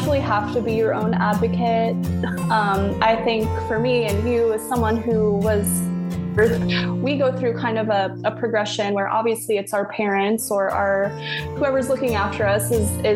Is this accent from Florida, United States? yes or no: yes; South Florida, United States; moved away as an adult; now in Tampa, United States; I grew up in South Florida